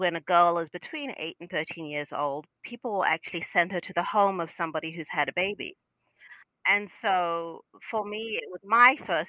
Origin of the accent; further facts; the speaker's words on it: Zimbabwe; I grew up in Zimbabwe.